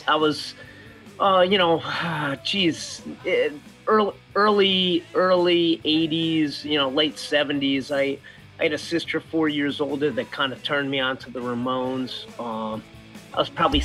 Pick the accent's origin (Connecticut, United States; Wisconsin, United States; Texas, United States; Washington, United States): Connecticut, United States; Old Saybrook; we grew up in Old Saybrook, which, you know, it's an affluent